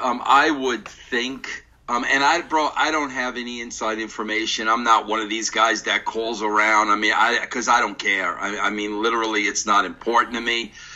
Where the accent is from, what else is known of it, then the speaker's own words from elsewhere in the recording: New York area, United States; I am from the New York area, my father was a old New York Giants fan